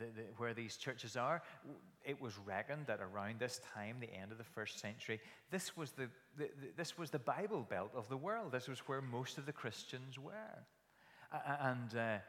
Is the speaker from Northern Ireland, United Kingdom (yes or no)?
yes; Kilkeel, Northern Ireland, United Kingdom; When I grew up in Kilkeel, as a little aside, I went to a Sunday school in the Alfred Eady Hall